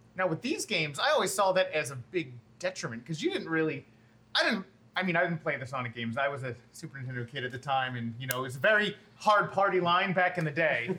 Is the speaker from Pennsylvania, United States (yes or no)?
yes; Philadelphia, Pennsylvania, United States; We're from Philadelphia